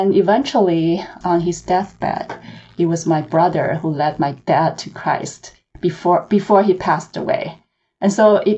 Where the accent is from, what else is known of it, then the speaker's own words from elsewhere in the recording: Hong Kong; moved away as an adult; also born or lived in China; now in Los Angeles, United States; I was born in China and I grew up in Hong Kong